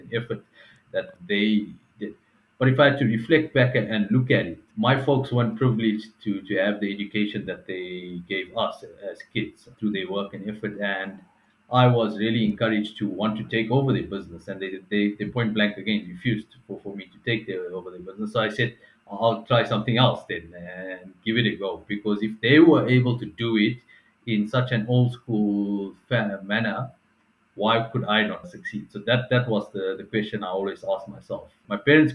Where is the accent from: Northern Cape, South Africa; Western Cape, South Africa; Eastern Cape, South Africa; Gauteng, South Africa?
Eastern Cape, South Africa; King William's Town; moved away as an adult; also born or lived in East London; now in Johannesburg, South Africa; I grew up in King Williamstown, East London.